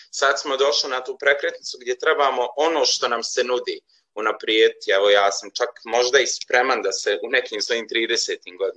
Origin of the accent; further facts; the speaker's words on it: Maglaj, Federation of Bosnia and Herzegovina, Bosnia & Herzegovina; Ja sam porijeklom i živim u Magloj